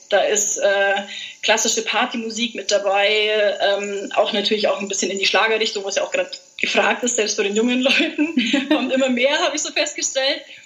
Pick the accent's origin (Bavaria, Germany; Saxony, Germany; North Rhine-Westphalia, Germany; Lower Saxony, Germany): Bavaria, Germany; Allgäu; bin aus dem wunderschönen Allgäu